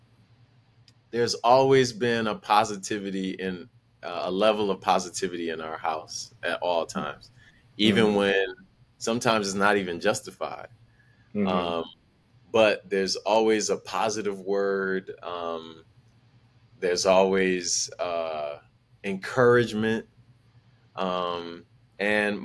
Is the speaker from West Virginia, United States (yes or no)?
no; Milwaukee, Wisconsin, United States; growing up in Milwaukee